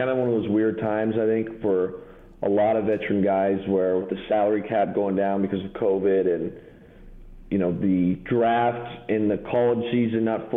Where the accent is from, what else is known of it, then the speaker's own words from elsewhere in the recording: Windsor, Ontario, Canada; moved away as an adult; now in United States; I grew up in Windsor